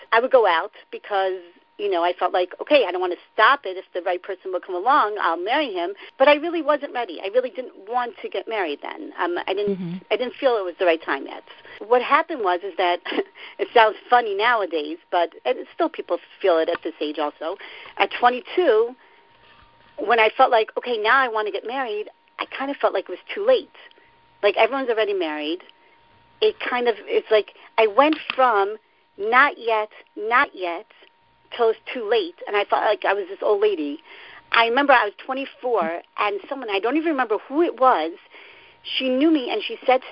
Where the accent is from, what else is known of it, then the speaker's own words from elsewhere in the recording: Baltimore, Maryland, United States; moved away as an adult; now in Israel; I'm from Baltimore.